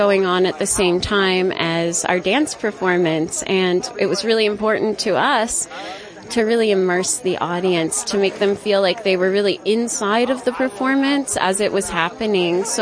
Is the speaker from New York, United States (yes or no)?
yes; Manhattan, New York, United States; now in Narrowsburg, United States; I'm a local. My husband and I moved to Narrowsburg about two years ago, and we're from Manhattan.